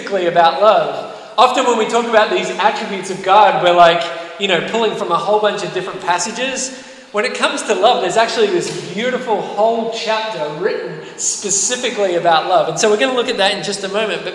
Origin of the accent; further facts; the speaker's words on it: Australia; moved away; I'm from Australia.